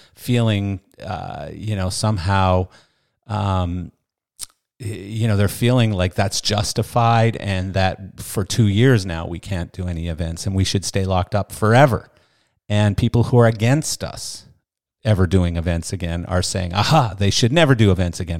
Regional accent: Canada; moved away; I come from Canada. I come from a fairly liberal country.

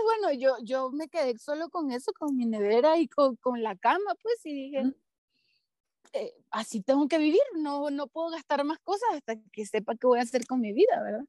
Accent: Venezuela; moved away as an adult; yo me voy a ir de Venezuela

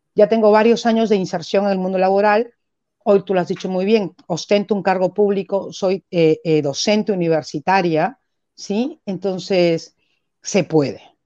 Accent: Peru; vivo como un peruano común y silvestre

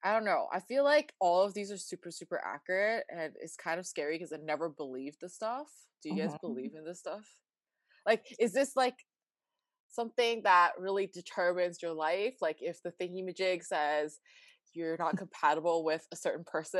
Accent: Vancouver, British Columbia, Canada; I was born and raised in Vancouver, BC, Canada.

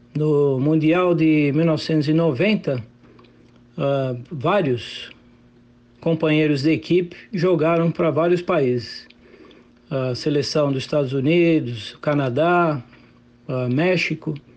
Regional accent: Brazil; moved away as an adult; now in United States; Eu tive a oportunidade de crescer nesse ramo do futsal, no círculo militar, com vários atletas né, famosos e amizade até hoje, que eu saí com 19 anos do Brasil

